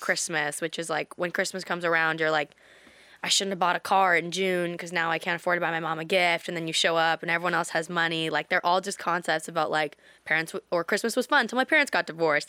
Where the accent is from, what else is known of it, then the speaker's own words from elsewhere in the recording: British Columbia, Canada; in Canada, in my hometown